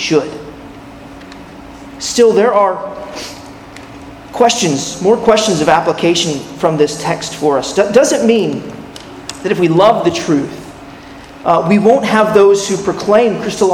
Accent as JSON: {"language": "English", "region": "California", "country": "United States", "tie": "born or raised there", "said": "When I was a 10-year-old boy, growing up in California"}